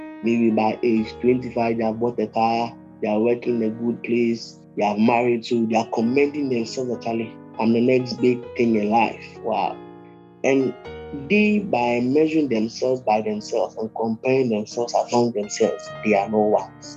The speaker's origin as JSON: {"language": "English", "country": "Ghana", "said": "I'm a Ghanaian"}